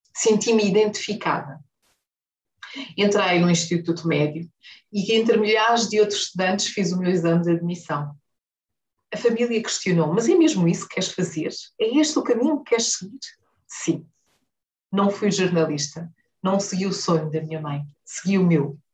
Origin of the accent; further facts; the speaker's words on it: Huambo, Angola; now in Luanda, Angola; Nasci no Ambo e vivi